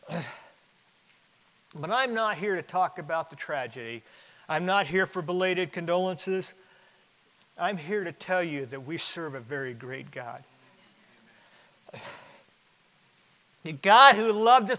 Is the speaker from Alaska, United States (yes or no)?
yes; Alaska, United States; I grew up in Alaska.